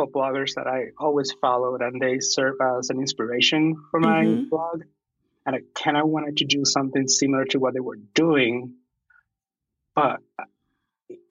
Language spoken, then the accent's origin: English; Puerto Rico; moved away as an adult; now in Idaho, United States; I'm originally from Puerto Rico. I'm currently living in Idaho. It's been about 11 years now.